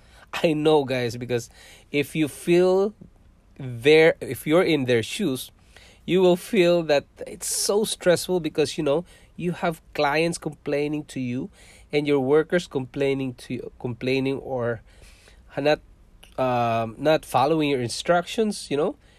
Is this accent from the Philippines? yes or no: yes; southern Philippines, Philippines; moved away as an adult; also born or lived in Singapore; now in Canada; I have lots of friends, guys, when I was in our hometown, and that is in south of Philippines